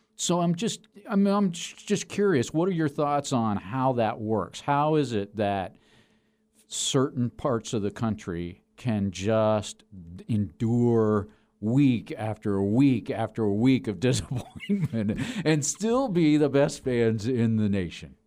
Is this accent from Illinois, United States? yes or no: no; Denver, Colorado, United States; I grew up in Denver